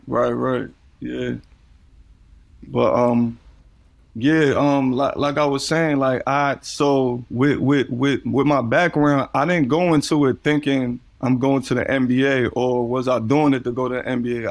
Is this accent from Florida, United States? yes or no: no; New York City, New York, United States; growing up in Coney Island